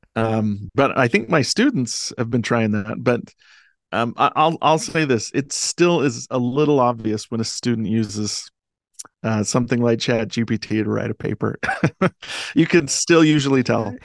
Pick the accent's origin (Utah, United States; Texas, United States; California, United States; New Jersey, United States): Utah, United States; Delta; I grew up in Delta, Utah, um, this little town Uh, in central Utah